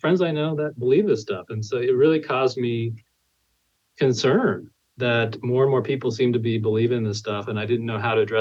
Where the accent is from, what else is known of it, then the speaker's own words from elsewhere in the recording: California, United States; moved away as an adult; also born or lived in Tennessee; now in Tyler, United States; I'm originally from California